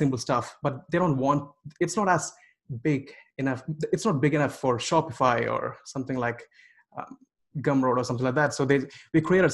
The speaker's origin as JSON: {"language": "English", "country": "India", "tie": "born or raised there", "said": "I grew up in India"}